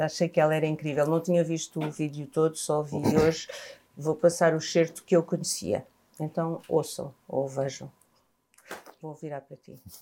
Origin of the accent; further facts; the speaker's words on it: Angola; now in Portugal; eu sou africana também, eu sou angolana